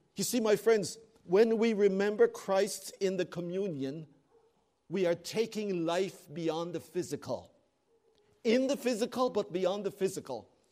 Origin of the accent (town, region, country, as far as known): Canada